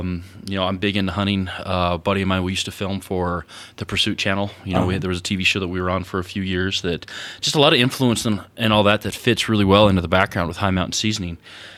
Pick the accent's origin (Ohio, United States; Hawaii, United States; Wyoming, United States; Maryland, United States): Wyoming, United States; and they thought we were behind the times, you know, because we're from Wyoming.